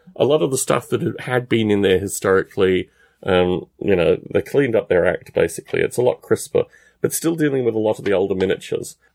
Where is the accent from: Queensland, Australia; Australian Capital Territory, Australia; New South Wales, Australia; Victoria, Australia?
Australian Capital Territory, Australia; Canberra; I was raised in Canberra in Australia, which is the capital.